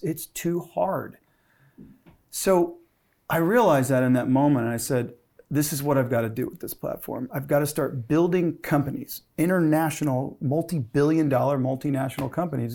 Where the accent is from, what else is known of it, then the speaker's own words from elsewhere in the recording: Gulf of Mexico, Southeast Louisiana, United States; I grew up on the Gulf of Mexico